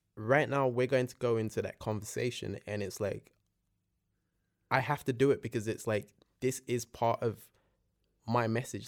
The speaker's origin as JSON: {"language": "English", "region": "London", "country": "United Kingdom", "tie": "born or raised there", "also_born_or_lived": "Nigeria"}